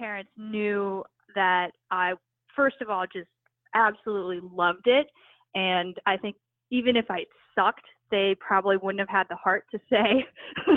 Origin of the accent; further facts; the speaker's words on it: New York City, New York, United States; So I grew up in New York City